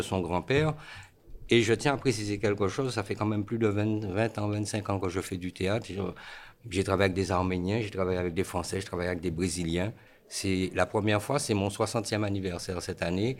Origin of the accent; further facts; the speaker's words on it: Guadeloupe; moved away as an adult; also born or lived in Paris region, France; suis né en France, région parisienne. À l'âge de 4 ans, j'ai pris l'avion pour aller en Guadeloupe. Donc en fin de compte, jusqu'à 23 ans, de 4 ans à 23 ans, je suis resté en Guadeloupe.